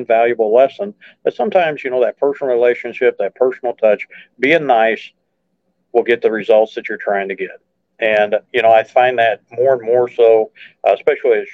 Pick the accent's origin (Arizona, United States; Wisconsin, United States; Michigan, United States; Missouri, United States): Missouri, United States; just outside of St. Louis; now in mid-Missouri, United States; I grew up just outside of St. Louis, so I'm very familiar with the metro area and the county very well